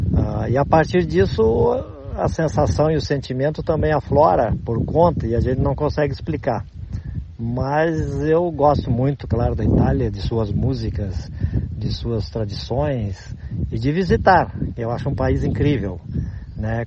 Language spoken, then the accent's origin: Portuguese; Rio Grande do Sul, Brazil; aqui no estado onde eu moro, onde nasci, no Rio Grande do Sul